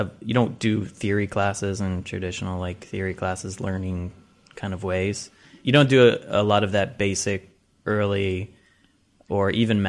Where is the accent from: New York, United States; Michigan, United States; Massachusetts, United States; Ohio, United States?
Ohio, United States; Columbus; moved away